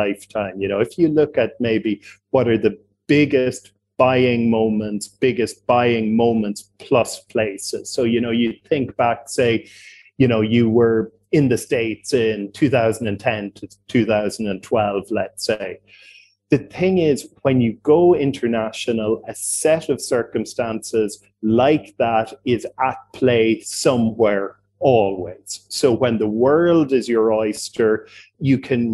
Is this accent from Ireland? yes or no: yes; Cork, Munster, Ireland; accent: Irish; I got started in real estate in my home country of Ireland and my home city of Cork